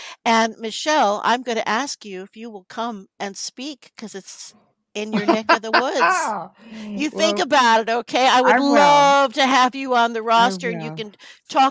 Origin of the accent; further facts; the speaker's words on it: New York City, New York, United States; I'm from New York City